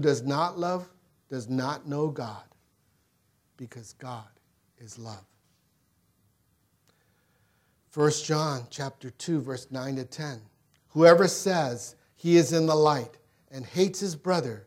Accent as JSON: {"language": "English", "town": "Gardena", "region": "California", "country": "United States", "tie": "born or raised there", "said": "I grew up in Gardena, not too far away"}